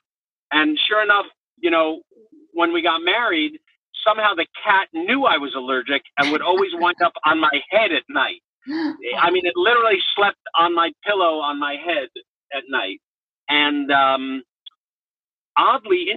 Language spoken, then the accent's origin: English; New York, United States; I grew up in New York in an apartment